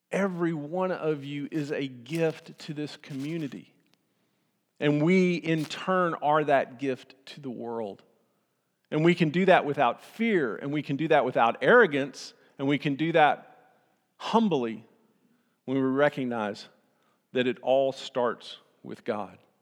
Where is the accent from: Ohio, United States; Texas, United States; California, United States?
Texas, United States; Austin; I grew up in Austin